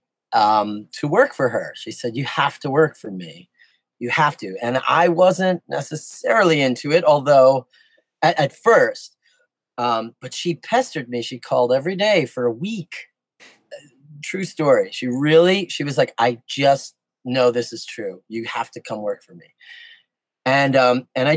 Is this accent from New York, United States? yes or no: yes; New York City, New York, United States; I grew up in New York City, in the Bronx